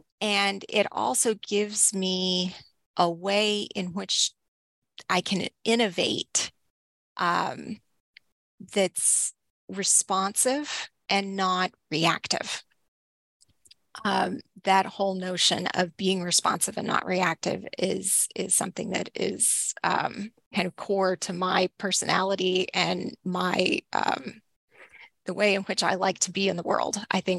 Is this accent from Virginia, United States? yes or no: no; Texas, United States; So I grew up in Northeast Texas, and I've been in libraries.